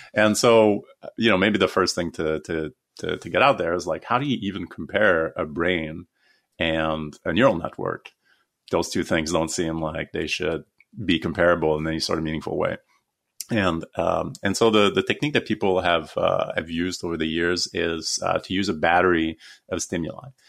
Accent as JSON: {"language": "English", "country": "Canada", "said": "so I'm Canadian"}